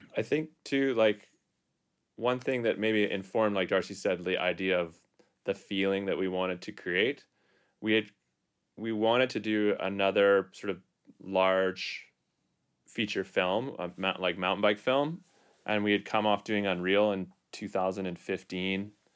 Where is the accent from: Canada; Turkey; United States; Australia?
Canada; North Vancouver, British Columbia; also born or lived in Whistler; I'm from North Van as well. I grew up in Vancouver.